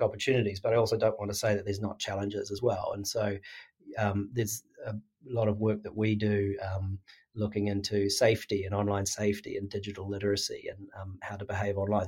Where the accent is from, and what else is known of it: New Zealand; now in Sydney, Australia